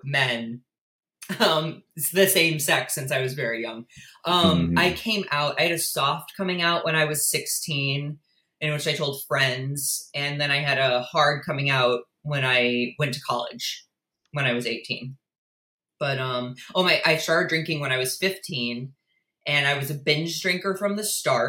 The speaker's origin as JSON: {"language": "English", "town": "St. Louis", "region": "Missouri", "country": "United States", "tie": "born or raised there", "said": "I was born and raised in St. Louis, Missouri"}